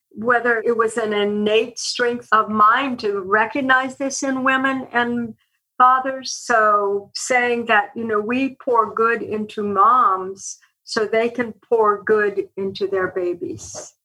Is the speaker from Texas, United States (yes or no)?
no; eastern Oregon, United States; now in Columbus, United States; I grew up on a cattle ranch in eastern Oregon